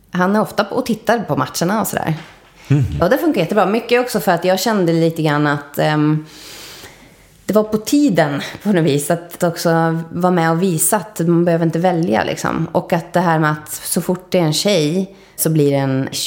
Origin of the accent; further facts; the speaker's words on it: Spain; Jag växte upp i Spanien till stor del. Och höll på med teater. Gjorde ett år i England på en teaterinriktad skola och sådär.